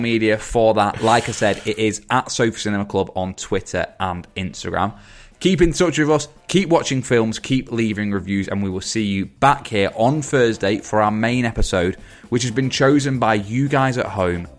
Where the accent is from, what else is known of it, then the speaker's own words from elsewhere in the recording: England, United Kingdom; we're from England